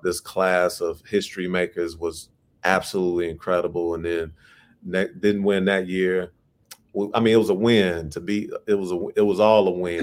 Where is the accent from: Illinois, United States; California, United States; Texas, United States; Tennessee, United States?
Illinois, United States; Chicago; my city, Chicago, you know, my hometown